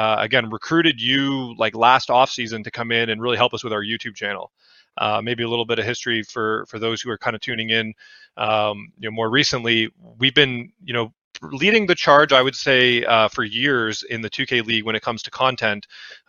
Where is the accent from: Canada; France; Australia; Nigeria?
Canada; So I'm Canadian, so that's a big deal, being able to work for a Canadian team.